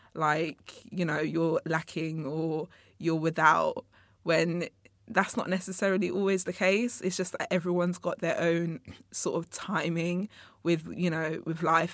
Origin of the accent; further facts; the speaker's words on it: England, United Kingdom; also born or lived in Congo; I was born in Congo, uh, but I was raised up here in, in England. I actually came here when I was, like, eighteen months old.